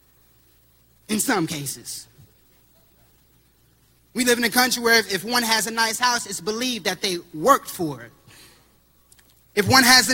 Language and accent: English; Terre Haute, Indiana, United States; I come from Terre Haute, single mothers. I had a single mom, and only my mom was in the house